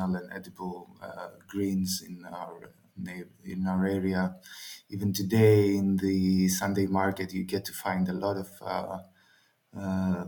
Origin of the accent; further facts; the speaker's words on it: northern Greece, Greece; my hometown is in the mountains of northern Greece